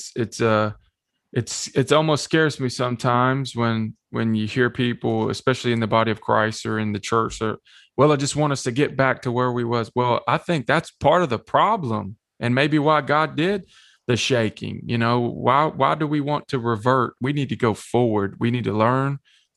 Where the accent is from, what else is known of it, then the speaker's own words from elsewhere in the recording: Shelbyville, Tennessee, United States; also born or lived in Manchester, Tennessee; I grew up here in Manchester and Shelbyville in the lower middle Tennessee area